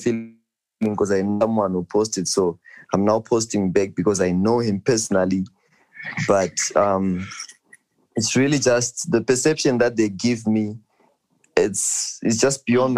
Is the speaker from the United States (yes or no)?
no; Zimbabwe; I'm from Cheetah